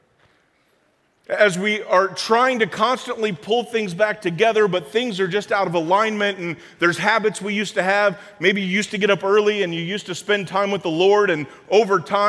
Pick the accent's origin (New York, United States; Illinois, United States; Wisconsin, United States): Illinois, United States; Springfield; I grew up in Springfield, and so downstate in Illinois